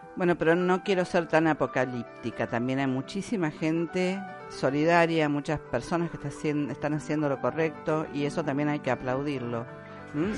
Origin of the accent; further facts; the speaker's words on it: Argentina; acá en mi país, en Argentina